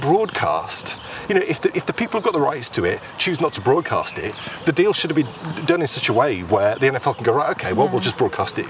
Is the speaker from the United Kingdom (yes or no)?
yes; England, United Kingdom; we are two English people in the north of England